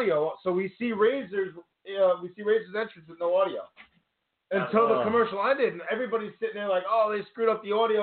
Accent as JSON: {"language": "English", "town": "Huntington", "region": "New York", "country": "United States", "said": "We're all on Long Island here. I'm from Huntington"}